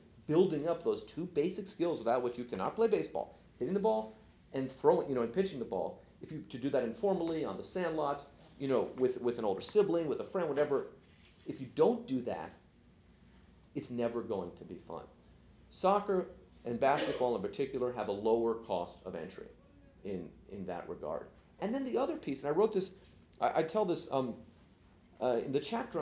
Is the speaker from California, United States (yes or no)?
yes; San Francisco, California, United States; I grew up in San Francisco